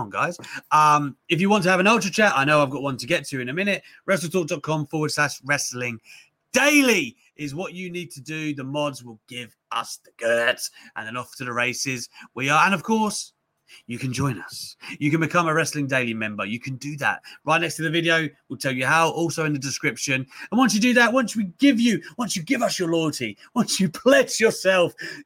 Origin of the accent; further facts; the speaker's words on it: United Kingdom; I'm British